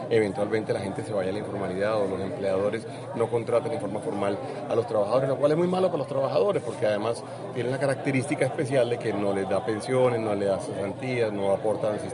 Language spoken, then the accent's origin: Spanish; Colombia; nosotros nos tenemos que asegurar como colombianos que ninguno de los dos países se vuelve refugio de delincuentes del otro país.